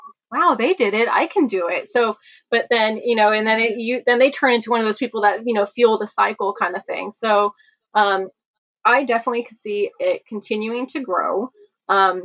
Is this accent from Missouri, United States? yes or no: no; California, United States; I grew up here in California